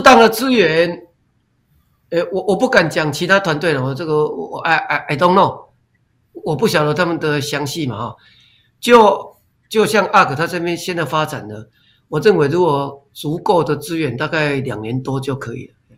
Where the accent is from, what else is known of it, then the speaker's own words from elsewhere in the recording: Taiwan; accent: Taiwanese Hokkien-influenced Mandarin; first language Taiwanese Hokkien; Chinese is a second language; 台语是我的母语